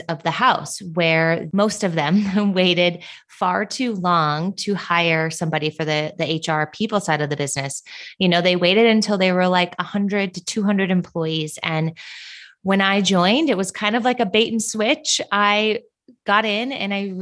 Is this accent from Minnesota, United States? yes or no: yes; Minnesota, United States; moved away as an adult; also born or lived in Southern California; now in Phoenix, United States; I'm born and raised in Minnesota